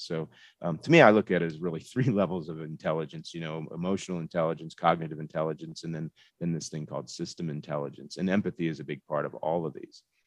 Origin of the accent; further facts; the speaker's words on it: Florida, United States; moved away as an adult; now in Colorado, United States; grew up in Florida, went to school at the University of Central Florida